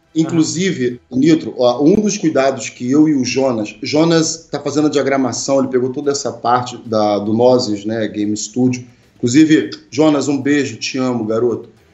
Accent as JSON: {"language": "Portuguese", "country": "Brazil", "said": "nós brasileiros"}